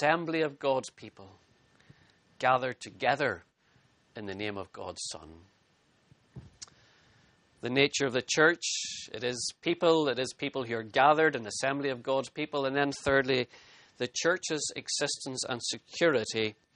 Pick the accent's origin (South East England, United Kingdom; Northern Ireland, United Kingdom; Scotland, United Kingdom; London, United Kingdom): Northern Ireland, United Kingdom; as a boy growing up in Northern Ireland